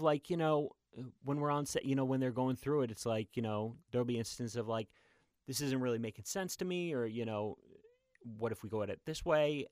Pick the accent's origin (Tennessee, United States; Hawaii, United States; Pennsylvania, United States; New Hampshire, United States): New Hampshire, United States; moved away as an adult; also born or lived in New York; I grew up in New Hampshire